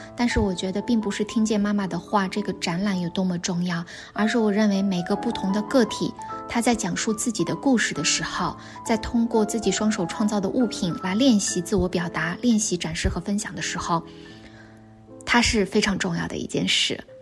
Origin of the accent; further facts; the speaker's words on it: Xinjiang, China; moved away as an adult; also born or lived in Beijing, China; now in Taiwan; 我刚从新疆去到北京的时候，会有，嗯，来自所谓边缘地区的一个身份上的自卑